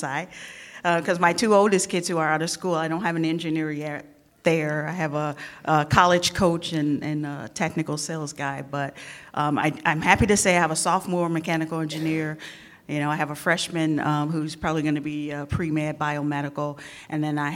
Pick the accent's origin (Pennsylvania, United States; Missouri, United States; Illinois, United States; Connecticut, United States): Missouri, United States; St. Louis; I grew up in St. Louis